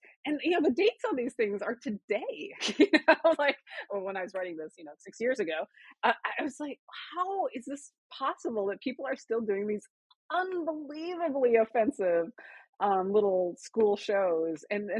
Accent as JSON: {"language": "English", "region": "South Dakota", "country": "United States", "tie": "born or raised there", "said": "so I grew up in South Dakota, what was called the era of reconciliation."}